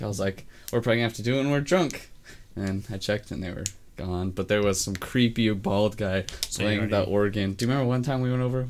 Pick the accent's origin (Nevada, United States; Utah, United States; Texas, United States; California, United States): Utah, United States; We're from Utah.